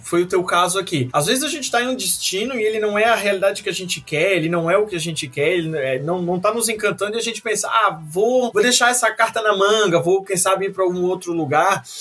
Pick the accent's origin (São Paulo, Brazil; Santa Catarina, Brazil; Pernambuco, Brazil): Santa Catarina, Brazil; eu sou de Santa Catarina